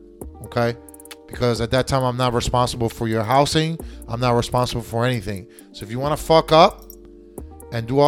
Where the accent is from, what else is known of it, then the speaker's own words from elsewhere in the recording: United States; I was born in the United States. I was raised in the United States. I speak American.